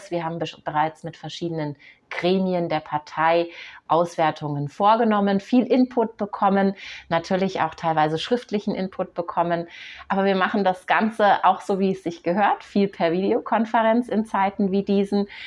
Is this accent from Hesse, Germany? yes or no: no; Munich, Bavaria, Germany; Ich bin Münchner Kind, ich bin in dieser Stadt geboren, ich bin in der Stadt aufgewachsen und ich nehme sehr, sehr viele Veränderungen an meiner Stadt wahr.